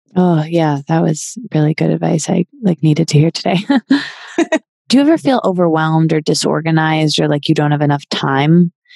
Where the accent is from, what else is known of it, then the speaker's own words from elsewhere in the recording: Michigan, United States; I can't say I'm from Michigan without whipping out my hand and pointing to the middle, which is the location of my hometown